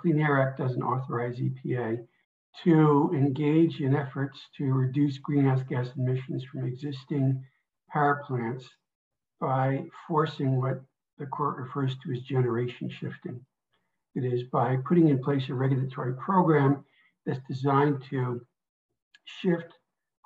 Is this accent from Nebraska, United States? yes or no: no; New Jersey, United States; moved away as an adult; also born or lived in New York State; I grew up in New Jersey in a town on the banks of the Passaic River